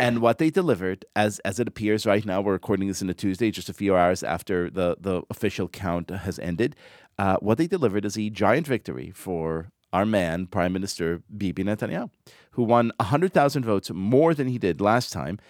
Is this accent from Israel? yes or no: yes; Israel; moved away as an adult; now in United States; I grew up in Israel